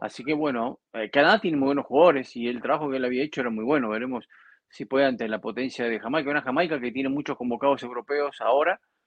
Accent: Argentina; en mi país

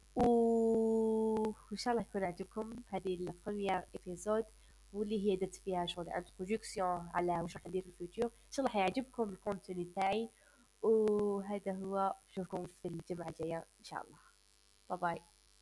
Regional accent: Algeria; أنا من الجزائر

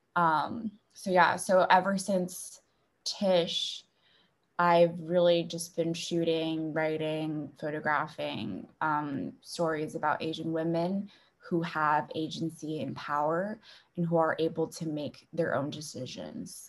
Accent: Beijing, China; moved away; I grew up in Beijing

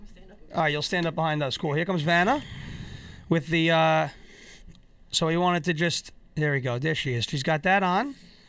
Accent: Puerto Rico; I was raised in Puerto Rican.

